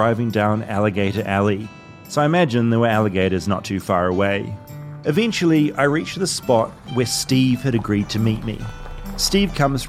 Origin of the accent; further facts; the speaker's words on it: New Zealand; now in Los Angeles, United States; I'm a foreigner. I'm from New Zealand